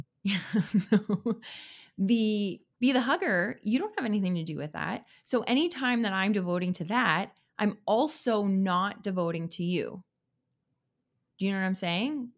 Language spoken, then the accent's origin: English; Canada; I'm a Canadian